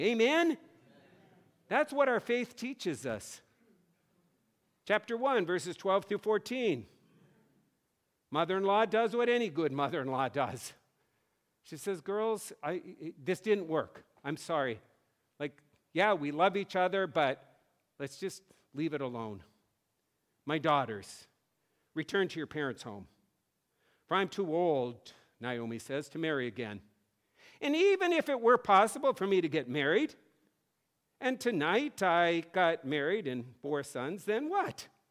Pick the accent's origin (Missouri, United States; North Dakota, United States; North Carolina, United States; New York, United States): North Dakota, United States; moved away as an adult; now in Massachusetts, United States; I grew up in North Dakota where the farmers came to church every Sunday and my dad was a pastor